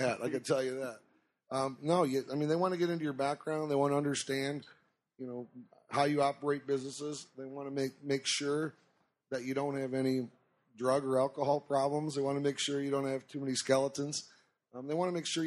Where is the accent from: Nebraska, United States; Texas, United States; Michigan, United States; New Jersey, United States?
Michigan, United States; Detroit; moved away; We're originally from Detroit